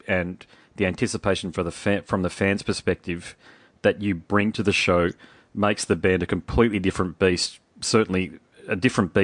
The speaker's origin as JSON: {"language": "English", "town": "Sydney", "region": "New South Wales", "country": "Australia", "tie": "born or raised there", "moved": "yes", "lives_now": "Brisbane, Australia", "said": "I'm born in Sydney"}